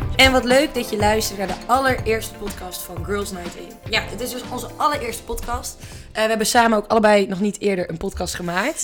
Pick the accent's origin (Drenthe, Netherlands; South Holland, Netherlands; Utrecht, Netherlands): Drenthe, Netherlands; Wij komen zelf allebei uit Drenthe